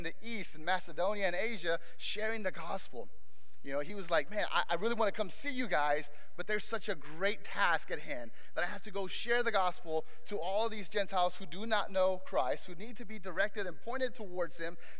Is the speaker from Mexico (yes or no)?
yes; Mexico; moved away; I was growing up back in Mexico, because I was born in Mexico